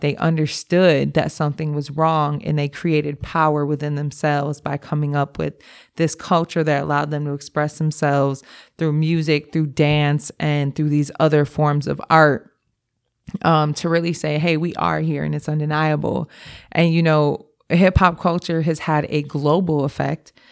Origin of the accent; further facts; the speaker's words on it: Milwaukee, Wisconsin, United States; I grew up in Milwaukee. I grew up on the north side of Milwaukee